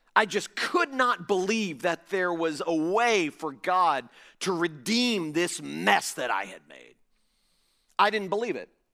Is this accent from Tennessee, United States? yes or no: no; Fort Lauderdale, Florida, United States; now in Jupiter, United States; I was pastoring a large church in my hometown of Fort Lauderdale